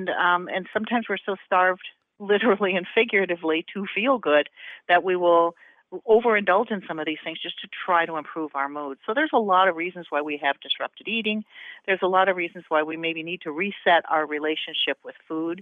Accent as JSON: {"language": "English", "region": "Southern Indiana", "country": "United States", "tie": "born or raised there", "said": "We didn't grow up in the South. We grew up in Southern Indiana"}